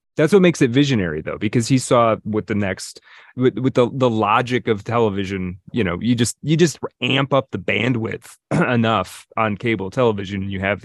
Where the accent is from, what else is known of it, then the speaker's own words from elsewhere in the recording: Detroit, Michigan, United States; No, I'm from the Detroit area.